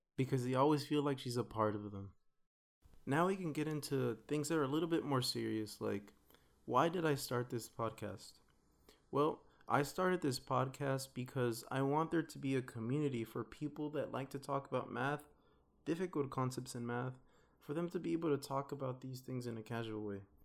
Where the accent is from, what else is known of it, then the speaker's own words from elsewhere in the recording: Los Angeles, California, United States; moved away as an adult; now in Philadelphia, United States; I'm from Watts, Los Angeles. I went to school in Los Angeles and now I'm here studying in Philly